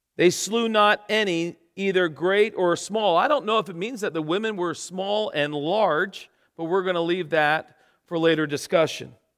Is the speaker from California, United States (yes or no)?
no; Florida, United States; moved away as an adult; now in England; We're from Florida